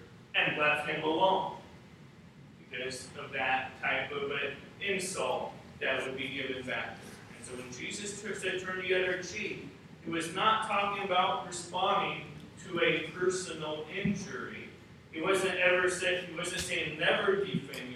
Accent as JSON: {"language": "English", "country": "United States", "said": "As an American"}